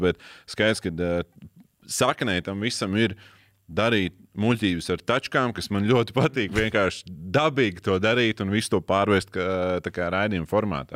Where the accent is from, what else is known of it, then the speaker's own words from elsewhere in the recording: Latvia; mēs paši latvieši